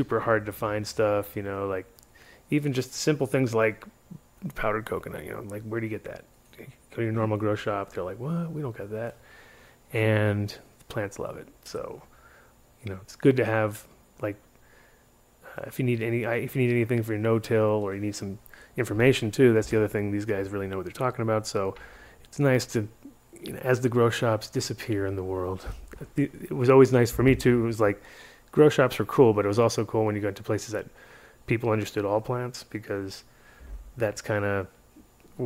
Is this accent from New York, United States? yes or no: no; Rhode Island, United States; I grew up in Rhode Island